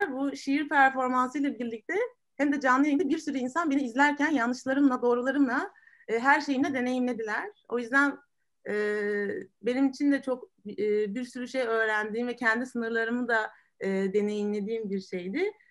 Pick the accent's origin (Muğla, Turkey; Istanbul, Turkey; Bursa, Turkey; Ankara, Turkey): Muğla, Turkey; Marmaris; ben de Marmarisliyim